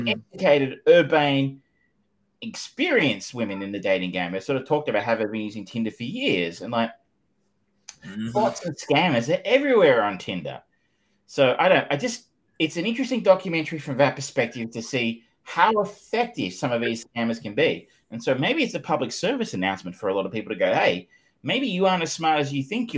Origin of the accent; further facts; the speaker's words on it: Australia; I am Australian